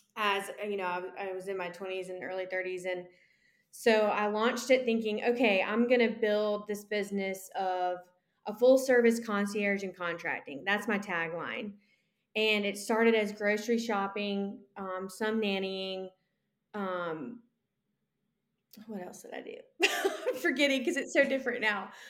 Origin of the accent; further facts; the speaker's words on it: Columbia, South Carolina, United States; born and raised in Columbia, South Carolina